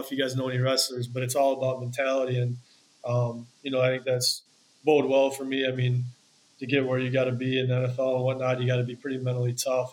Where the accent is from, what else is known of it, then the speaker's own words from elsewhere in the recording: Wisconsin, United States; growing up in Wisconsin